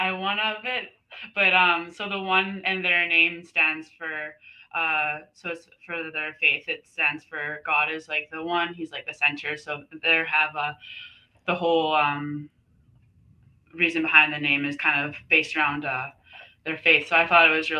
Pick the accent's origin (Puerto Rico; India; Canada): Canada; Abbotsford, British Columbia; moved away as an adult; also born or lived in Alberta, Canada; now in Lynden, United States; I grew up in Abbotsford, BC.